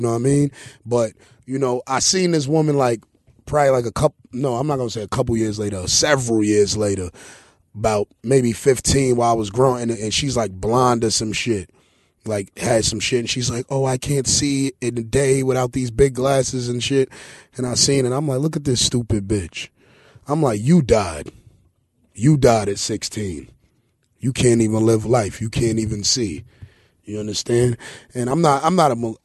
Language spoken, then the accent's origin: English; New York City, New York, United States; I'm from East New York, man. I had a dope house connected to my house